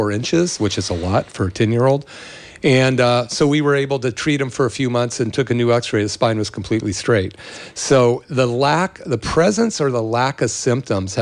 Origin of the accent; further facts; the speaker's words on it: Berkeley, California, United States; I grew up in Berkeley in the 60s